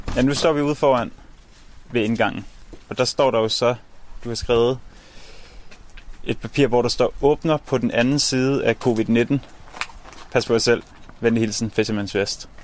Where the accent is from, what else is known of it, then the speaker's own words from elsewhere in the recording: North Zealand, Capital Region of Denmark, Denmark; nu kommer jeg oprindeligt fra Nordsjælland af